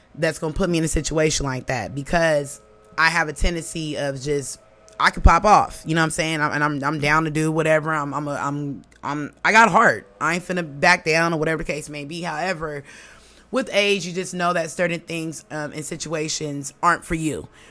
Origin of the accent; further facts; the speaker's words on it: Oakland, California, United States; moved away; originally I'm from Oakland, California